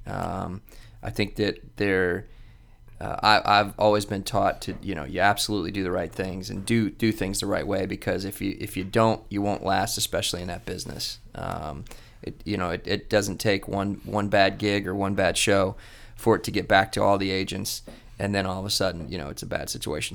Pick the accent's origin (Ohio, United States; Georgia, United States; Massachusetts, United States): Ohio, United States; Columbus; also born or lived in Florida; I grew up here in Columbus, um, and I went to Ohio State